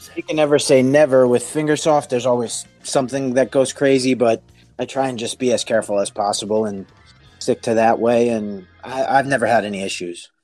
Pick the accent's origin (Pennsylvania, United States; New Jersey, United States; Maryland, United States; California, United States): New Jersey, United States; I'm from New Jersey in America